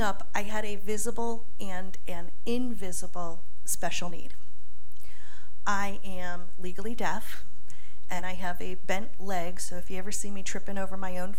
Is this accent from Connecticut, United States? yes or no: yes; Fairfield, Connecticut, United States; also born or lived in Shelton, Connecticut / Philippines; I grew up here in Fairfield County